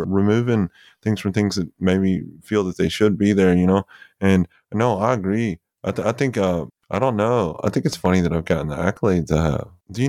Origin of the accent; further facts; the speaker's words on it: Tupelo, Mississippi, United States; Gary Talent goes to the church that I grew up in Tupelo.